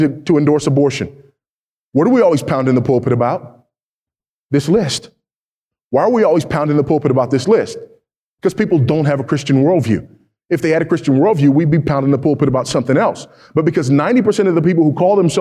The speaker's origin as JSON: {"language": "English", "region": "California", "country": "United States", "tie": "born or raised there", "said": "my home state of California"}